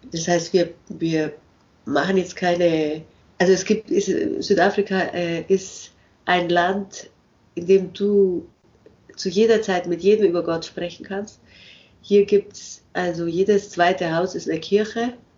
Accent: Germany; moved away; als Deutsche mit unserer komischen Art, Englisch zu sprechen

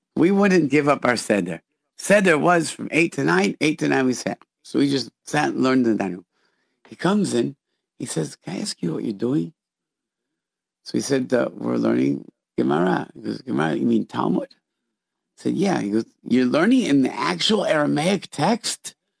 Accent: Rochester, New York, United States; we grew up in Rochester, which is an hour away from Niagara Falls

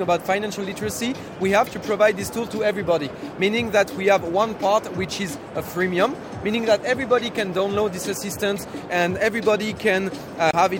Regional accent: France; English is a second language; we are from Europe, we are from France

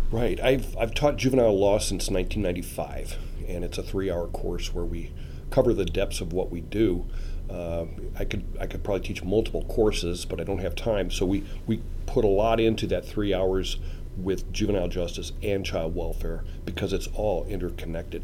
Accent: Omaha, Nebraska, United States; I was born in Omaha, uh, 1954

